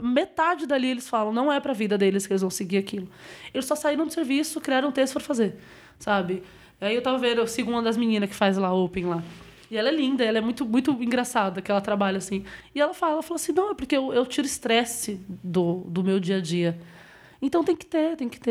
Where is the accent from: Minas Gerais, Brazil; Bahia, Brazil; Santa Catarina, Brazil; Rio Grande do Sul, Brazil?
Bahia, Brazil; now in São Paulo, Brazil; sou baiana